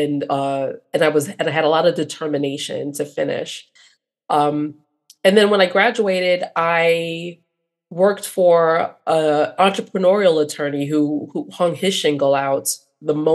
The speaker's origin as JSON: {"language": "English", "town": "New York City", "region": "New York", "country": "United States", "tie": "born or raised there", "said": "I am a first generation American, proud daughter of immigrants. My father's from Venezuela. My mom's from Jamaica, born and raised in Brooklyn, New York."}